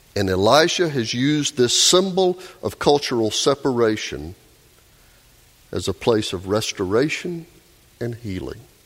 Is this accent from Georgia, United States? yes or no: yes; Doraville, Georgia, United States; my hometown of Doraville. Doraville, just a few exits north of here on 85, where Melissa and I grew up